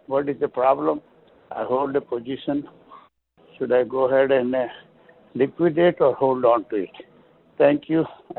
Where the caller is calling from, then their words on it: Dayton, Ohio, United States; from Dayton, Ohio.